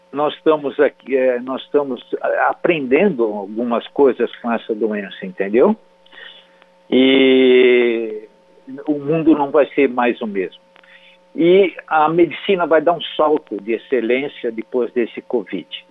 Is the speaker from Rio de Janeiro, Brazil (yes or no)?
no; São Manuel, São Paulo, Brazil; moved away; Eu, eu saí lá de São Manuel, interior de São Paulo, meus pais também, e toda a minha vida eu construí